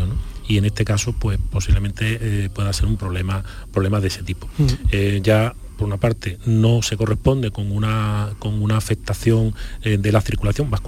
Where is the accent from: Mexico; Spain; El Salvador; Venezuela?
Spain; Chiclana de la Frontera, Andalusia; Además soy nacido en Chiclana.